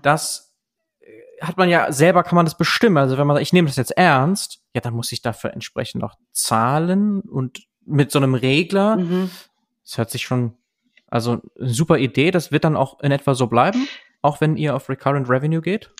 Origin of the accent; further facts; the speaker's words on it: Germany; bei uns in Deutschland